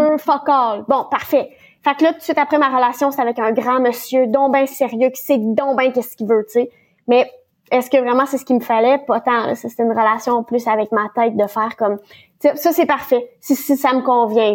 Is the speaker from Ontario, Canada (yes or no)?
yes; Ontario, Canada; je suis de l'Ontario